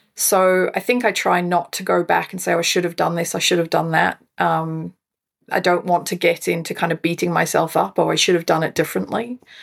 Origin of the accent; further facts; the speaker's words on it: Scotland, United Kingdom; moved away as an adult; also born or lived in South Africa; now in Fraser Coast, Australia; was born in South Africa, raised in Scotland, uh, but have been living in Australia for twenty years now.